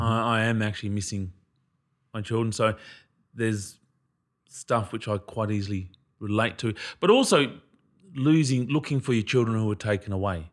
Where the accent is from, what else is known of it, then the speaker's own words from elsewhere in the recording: Queensland, Australia; I'm from Queensland